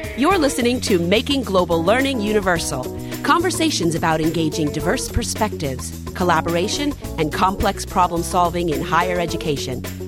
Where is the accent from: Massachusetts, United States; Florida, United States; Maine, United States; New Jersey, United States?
Florida, United States; Miami; born or raised there